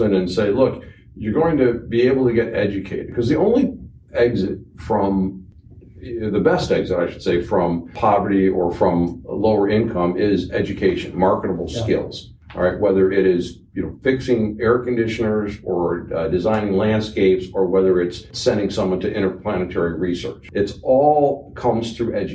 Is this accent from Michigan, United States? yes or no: yes; Detroit, Michigan, United States; I'm from Detroit, blue-collar area